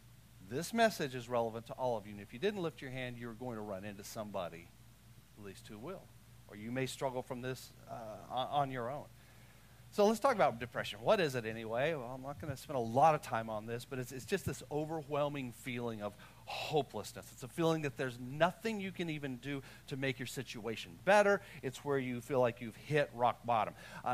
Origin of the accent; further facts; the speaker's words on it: Texas, United States; I'm from Texas. Like, we're just happy around here.